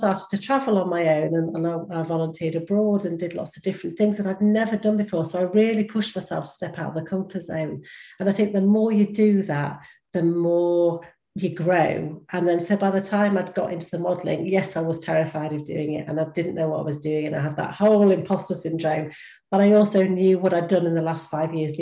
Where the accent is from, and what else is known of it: United Kingdom